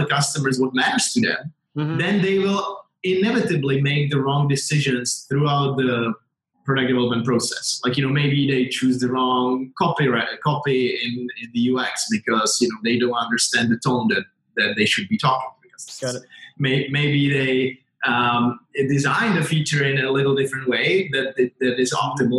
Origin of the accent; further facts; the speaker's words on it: Czechia; I grew up in Czechoslovakia and then Czech Republic